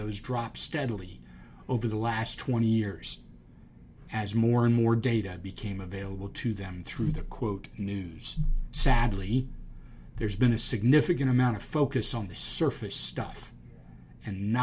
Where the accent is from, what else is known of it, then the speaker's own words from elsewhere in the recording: Charleston, South Carolina, United States; I grew up in Charleston, and we had yacht clubs like Boca has golf clubs